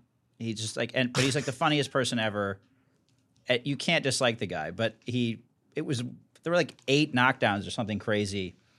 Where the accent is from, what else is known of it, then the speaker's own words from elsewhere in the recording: Virginia, United States; I grew up in Virginia, so yeah. We didn't really have a team